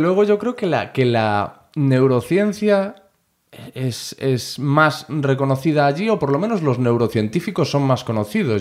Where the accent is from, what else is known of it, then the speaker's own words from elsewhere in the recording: Corcubión, Galicia, Spain; moved away; yo soy de Corcubión, ahora estoy aquí